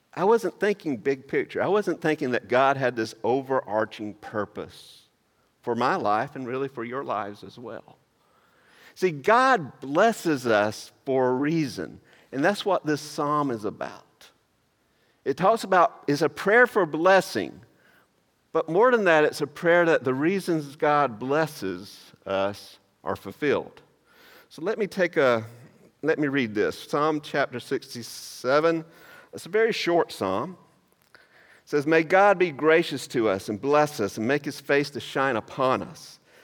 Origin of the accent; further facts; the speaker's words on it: Maysville, United States; moved away; that's actually from my hometown